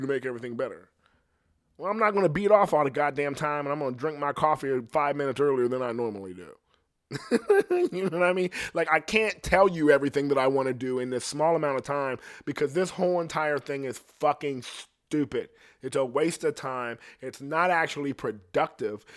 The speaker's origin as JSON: {"language": "English", "region": "Ohio", "country": "United States", "said": "I'm from Ohio, so my shit ain't like it is in the city. But I came from bad shit"}